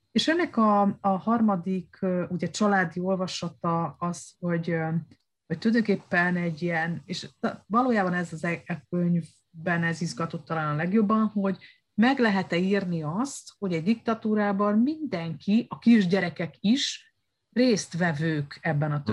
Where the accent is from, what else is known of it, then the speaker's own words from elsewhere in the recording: Romania; moved away as an adult; also born or lived in Hungary / Spain; ez a romániai eh, diktatúra, amiben nevelkedtem